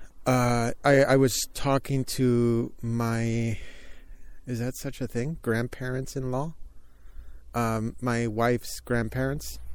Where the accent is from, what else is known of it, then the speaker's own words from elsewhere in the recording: California, United States; I'm from California and I haven't been to too many places where it snows